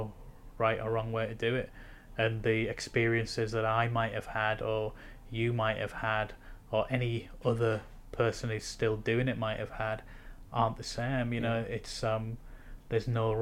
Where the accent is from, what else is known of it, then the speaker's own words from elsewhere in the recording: Hartlepool, North East England, United Kingdom; moved away; I'm from Hartlepool